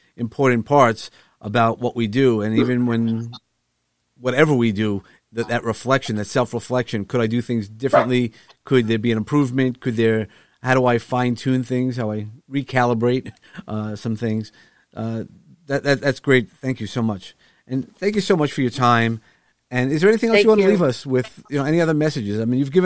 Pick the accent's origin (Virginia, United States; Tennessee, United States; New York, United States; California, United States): New York, United States; living as a New Yorker, New Yorker all my life